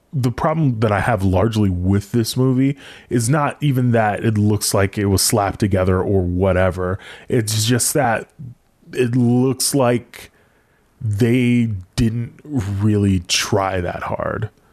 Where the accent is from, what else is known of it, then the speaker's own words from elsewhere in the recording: United States; being American